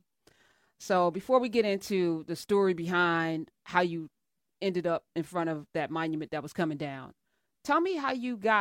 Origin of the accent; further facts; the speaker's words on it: New Jersey, United States; I live in Jersey. I'm from Jersey.